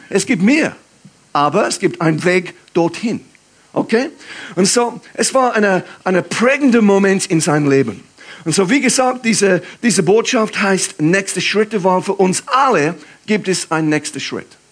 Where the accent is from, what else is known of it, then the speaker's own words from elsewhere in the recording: England, United Kingdom; German is a second language; moved away as an adult; now in Aarau, Switzerland; für mich als Engländer